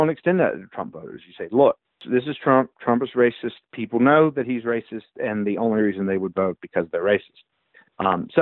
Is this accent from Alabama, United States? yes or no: yes; South Alabama, United States; moved away; growing up in South Alabama